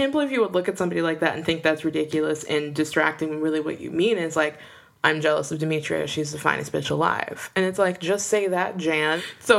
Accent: United States; how I'm used to being American

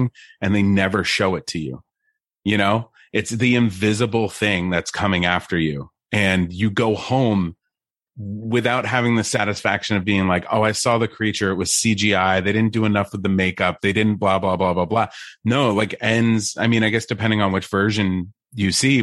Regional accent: New Jersey, United States; I grew up in New Jersey

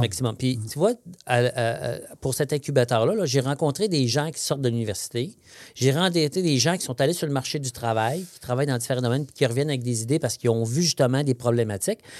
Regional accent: Saint-Bernard, Quebec, Canada; moved away; je suis né à Saint-Bernard-de-Beauce, hein, à 48 km des ponts au sud de Québec. Je suis un ah beau son. donc, on, sort le gars de la Beauce, mais pas la Beauce du gars

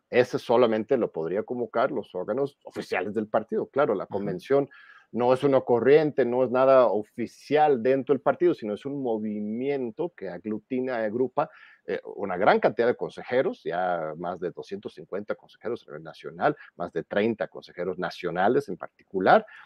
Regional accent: Mexico; como pueblo mexicano

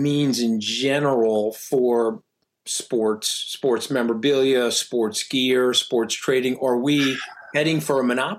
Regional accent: Port Washington, New York, United States; … is a native of the town of Port Washington. I grew up in. I was raised on Strat-O-Matic Baseball

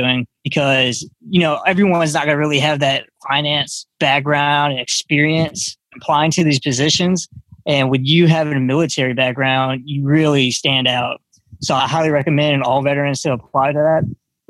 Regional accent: Pensacola, Florida, United States; I grew up in Pensacola, Florida.

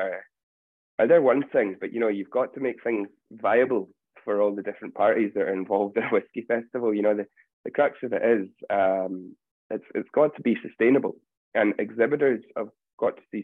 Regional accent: Campbeltown, Scotland, United Kingdom; moved away as an adult; also born or lived in London; I grew up in Campbelltown around whiskey

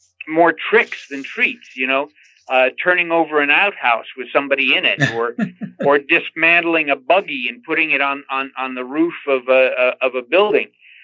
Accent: Glendale, California, United States; when I was growing up in Glendale, California

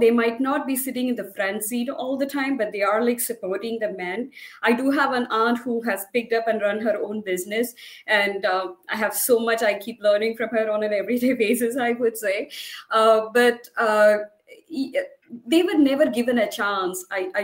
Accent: India; moved away as an adult; I come from India. It's still a developing country, as many people say. I never felt my gender growing up there

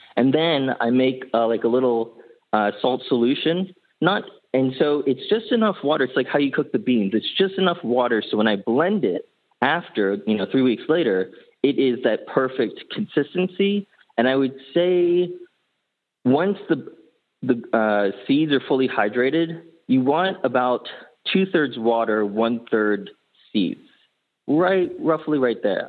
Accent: India; I'm Indian

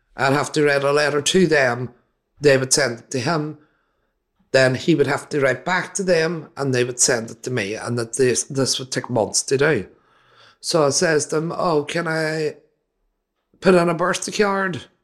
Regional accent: Derry, Northern Ireland, United Kingdom; Derry, my hometown

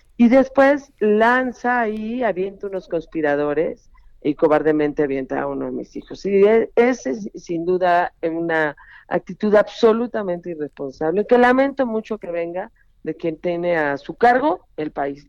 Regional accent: Mexico; como mexicana

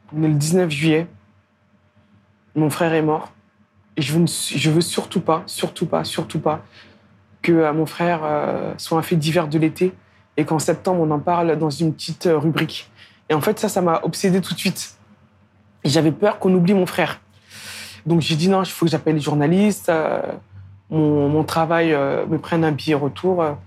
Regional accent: Beaumont-sur-Oise, Île-de-France, France; also born or lived in Sarcelles; j'ai grandi à Beaumont-sur-Oise. Euh, j'arrive là-bas quand j'ai trois ans

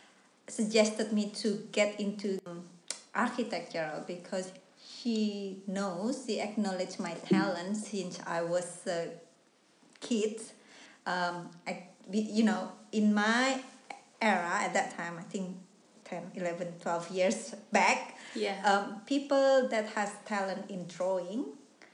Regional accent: Indonesia; English is a second language; moved away as an adult; now in Melbourne, Australia; I came from Indonesia. I actually live in a small town

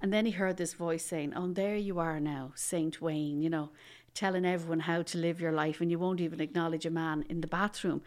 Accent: Dublin, Leinster, Ireland; I'm from Dublin originally

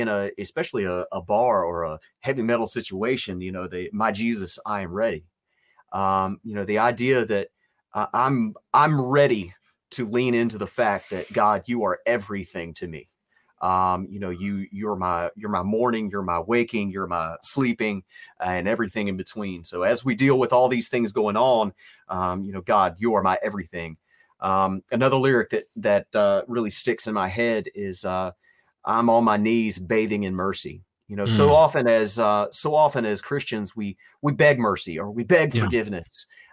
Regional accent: Virginia, United States; I don't know where my accent is from. Apparently somewhere in the Midwest. But I'm from Virginia.

